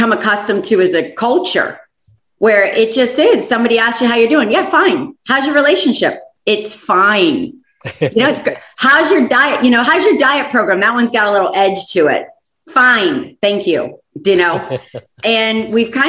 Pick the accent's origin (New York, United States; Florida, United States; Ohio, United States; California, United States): Florida, United States; moved away; I'm from Florida originally.